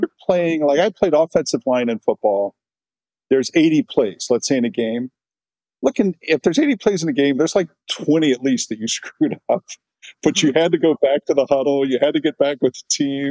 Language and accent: English; Cincinnati, Ohio, United States; I grew up in Cincinnati, Ohio, kind of a classic middle class uh, upbringing